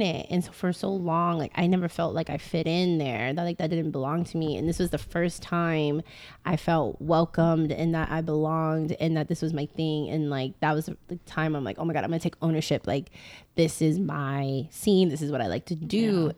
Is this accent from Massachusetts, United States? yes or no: yes; Boston, Massachusetts, United States; now in Houston, United States; originally from Boston, and now we live in Houston